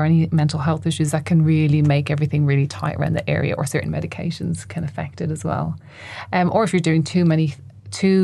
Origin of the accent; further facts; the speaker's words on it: Ireland; I grew up in Ireland